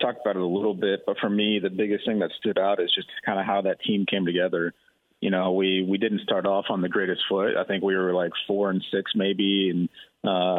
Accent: Texas, United States; growing up in Texas

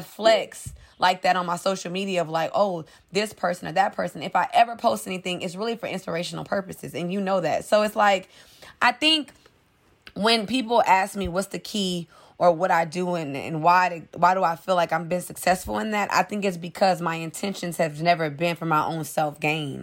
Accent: New Orleans, Louisiana, United States; moved away; I'm originally from New Orleans, Louisiana. So, Hurricane Katrina hit when I was ten. We lost everything

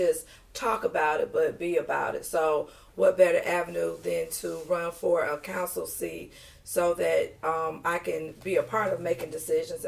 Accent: Detroit, Michigan, United States; now in Marlboro County, United States; I'm originally from Detroit, Michigan. The D, baby.

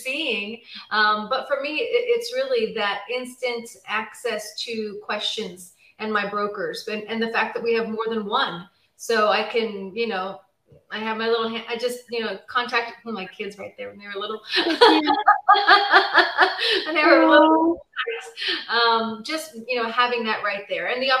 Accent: Pittsburgh, Pennsylvania, United States; moved away as an adult; now in Dallas-Fort Worth, United States; I'm originally from Pittsburgh, Pennsylvania.

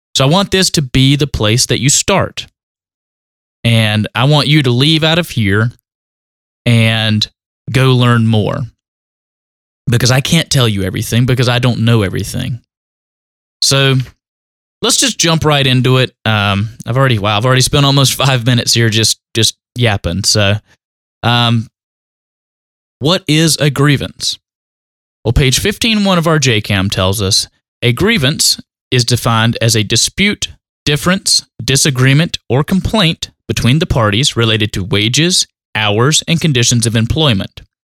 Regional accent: North Carolina, United States; accent: country; also born or lived in Asheboro, North Carolina; my country accent

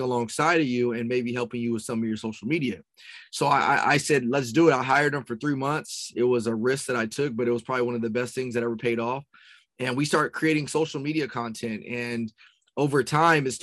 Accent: Rialto, California, United States; also born or lived in Las Vegas, Nevada; I'm from Southern California and went to high school, Rialto High School

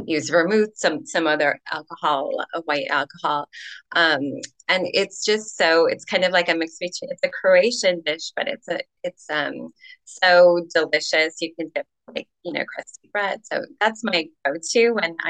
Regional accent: Illinois, United States; I come from Illinois, the Midwest.

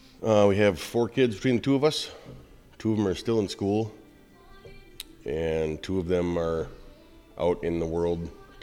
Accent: Pequot Lakes, Minnesota, United States; moved away; Born and raised in Pequot. Come and gone a few times

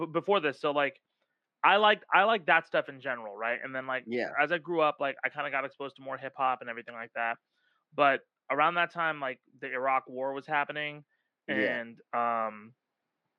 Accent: Irvine, California, United States; also born or lived in North Hollywood, California; when I grew up, I grew up in Irvine

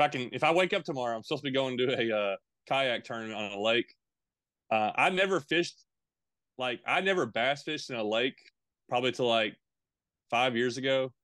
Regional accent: Tennessee, United States; also born or lived in Bowling Green, Kentucky / Campbellsville, Kentucky; I was born in Bowling Green, Kentucky, lived in Campbellsville, Kentucky for a little bit, and lived most of my life in Tennessee, though, Middle Tennessee and Eastern Tennessee, kinda back and forth.

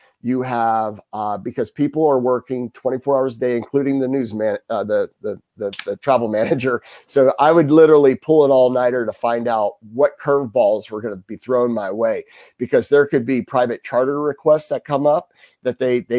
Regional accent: Florida, United States; We'd get on planes and go to the Bahamas growing up in Florida. We had boats when I was growing up.

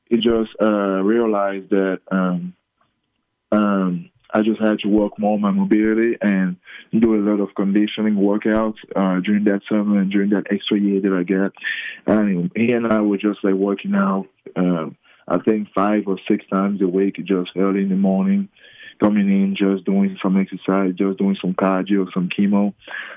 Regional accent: Cameroon; moved away; also born or lived in Australia / Las Vegas; I'm the first from Cameroon

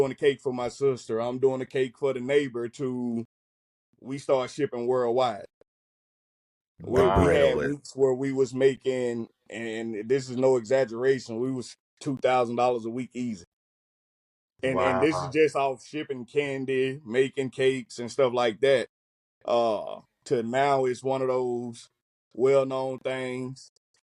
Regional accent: Mississippi, United States; moved away as an adult; also born or lived in Georgia; now in California, United States; moved back to my hometown

